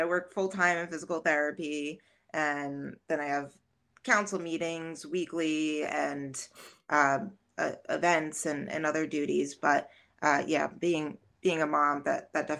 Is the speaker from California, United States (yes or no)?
no; Jersey Shore, New Jersey, United States; now in Scranton, United States; because I'm from New Jersey originally, but represent Jersey Shore girl.